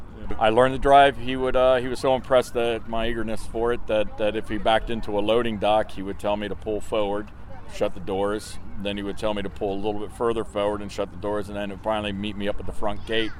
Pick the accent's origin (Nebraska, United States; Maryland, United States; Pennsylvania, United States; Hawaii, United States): Maryland, United States; Silver Spring; I grew up in Silver Spring, Maryland